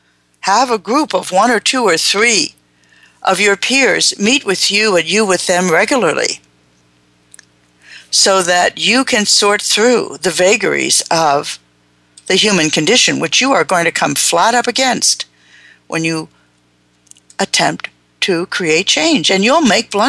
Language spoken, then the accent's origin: English; Long Branch, New Jersey, United States; moved away; I was a young person growing up in New Jersey in an Italian Jewish community that had all of what's wrong with those two groups in a concentrated area called Long Branch, New Jersey